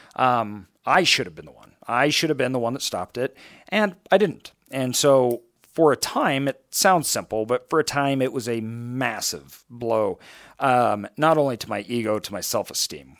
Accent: Idaho, United States; I grew up in Idaho

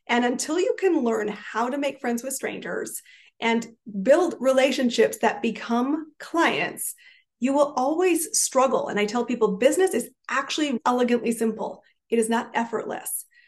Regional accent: Canada; I am a Canadian, and I actually have an interesting story because I've lived in 5 countries, 30 cities, some more than once.

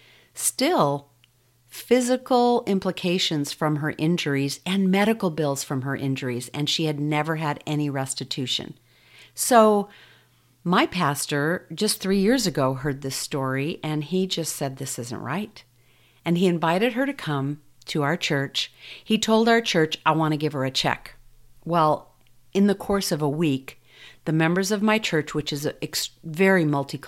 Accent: United States; growing up here in the U.S.

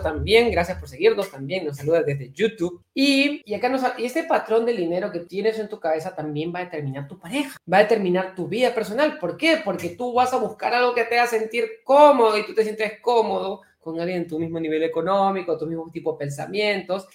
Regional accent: Peru; acá en mi país es una cosa muy rara, porque en el Perú

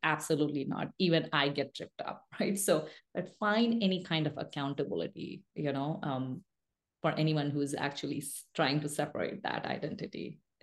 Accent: India; English is a second language; I was born and raised in a rural mining town in India

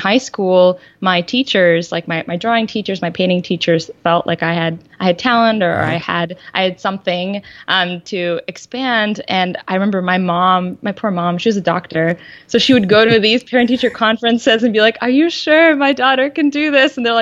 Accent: Chicago, Illinois, United States; also born or lived in Siberia, Russia; I was born in Siberia, and so very far away. And my parents and I immigrated to Chicago when my dad got a job to teach

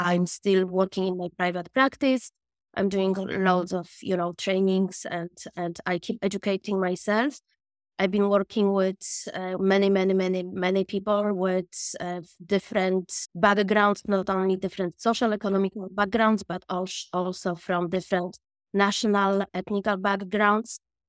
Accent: Poland; moved away as an adult; also born or lived in Dublin, Ireland; now in Cork, Ireland; I am from Poland originally, and after I graduated from my university, me and my friends, we just had the spontaneous decision just to, you know, to Ireland

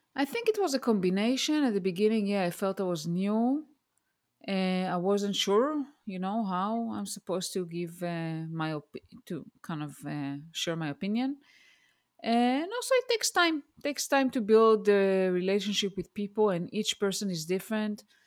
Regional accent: Israel; born or raised there; English is a second language; moved away as an adult; also born or lived in Denver, Colorado, United States

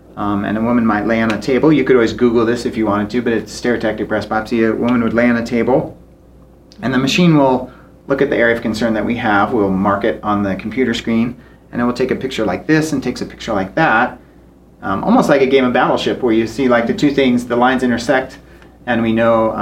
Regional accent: Basin, Wyoming, United States; now in Cody, United States; I grew up in Basin, Wyoming, so not too far away, about an hour away

